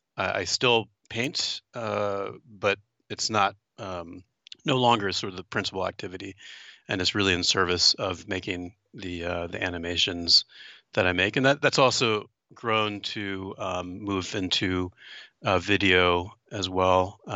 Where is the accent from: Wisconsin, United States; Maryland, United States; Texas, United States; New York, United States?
Maryland, United States; and I was born and raised in Maryland, right in the middle of the state, and kind of a very typical suburban small town.